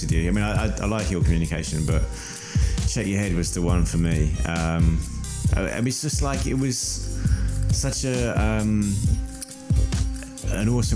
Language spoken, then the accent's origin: English; Hertford, East of England, United Kingdom; I grew up in Hartford, which is just outside North London